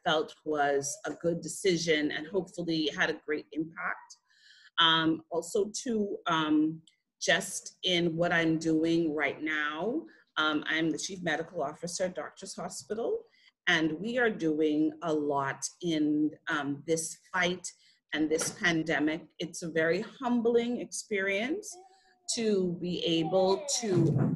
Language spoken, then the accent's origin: English; Freeport, Grand Bahama, Bahamas; I grew up in Freeport, Grand Bahama